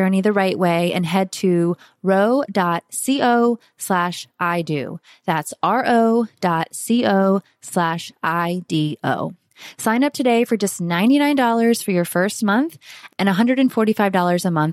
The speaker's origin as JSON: {"language": "English", "region": "Florida", "country": "United States", "moved": "yes", "lives_now": "Costa Rica", "said": "our Florida winters were like 60"}